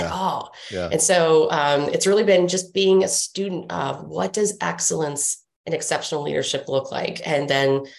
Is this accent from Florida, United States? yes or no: no; Washington, District of Columbia, United States; growing up in Washington, D.C.